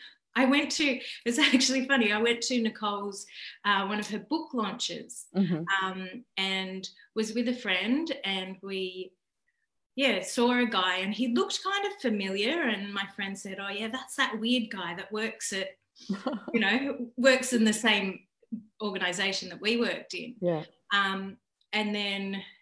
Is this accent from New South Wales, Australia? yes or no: yes; Taree, New South Wales, Australia; also born or lived in Port Macquarie; I grew up in Taree.